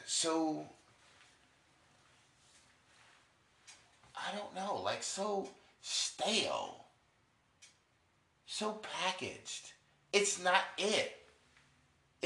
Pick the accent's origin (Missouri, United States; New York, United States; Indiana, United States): New York, United States; I'm from New York